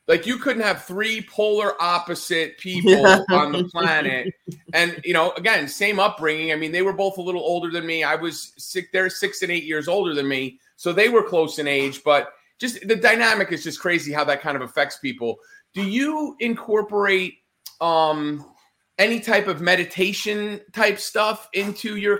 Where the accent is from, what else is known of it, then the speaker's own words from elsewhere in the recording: Northeast, United States; I grew up in the Northeast